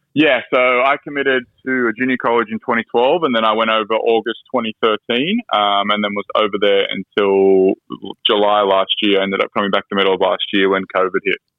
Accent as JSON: {"language": "English", "town": "Sydney", "region": "New South Wales", "country": "Australia", "tie": "born or raised there", "also_born_or_lived": "United States", "said": "I grew up in Sydney"}